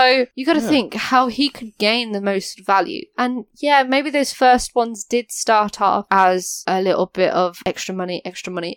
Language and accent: English; United Kingdom; I'm British